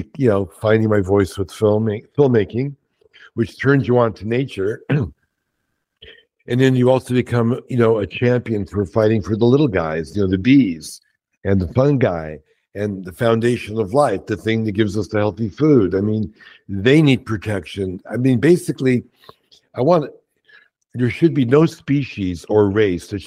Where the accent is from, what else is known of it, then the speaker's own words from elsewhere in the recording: New York City, New York, United States; growing up in Brooklyn, my parents were Holocaust survivors.